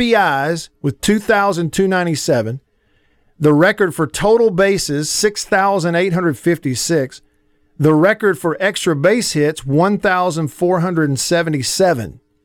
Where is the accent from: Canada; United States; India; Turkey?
United States; the South; as a kid growing up in the South